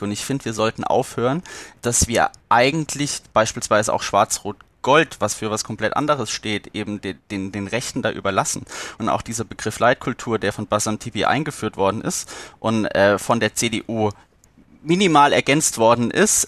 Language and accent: German; Rhineland-Palatinate, Germany; ich hier Pfälzer